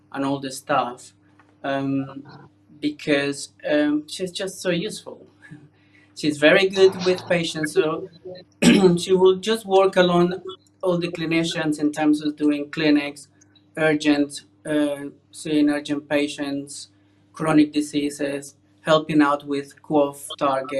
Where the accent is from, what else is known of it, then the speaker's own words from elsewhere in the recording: Colombia; moved away as an adult; now in United Kingdom; I am originally from Colombia in South America, and I qualified as a doctor there. Came to the UK about 20 years ago